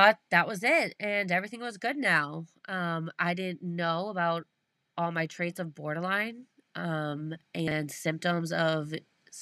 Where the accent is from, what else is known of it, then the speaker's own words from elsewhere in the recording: South Shore of Massachusetts, United States; I'm from the South Shore of Mass, so big sports guys over here.